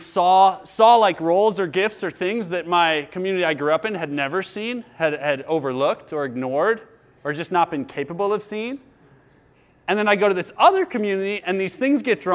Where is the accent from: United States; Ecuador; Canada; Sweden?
United States; we, as American individualists